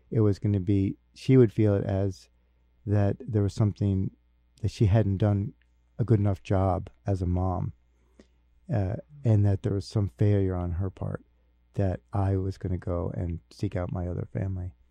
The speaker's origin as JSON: {"language": "English", "town": "Newark", "region": "New Jersey", "country": "United States", "tie": "born there", "said": "I was born in Newark, New Jersey, so I drove down to New Jersey"}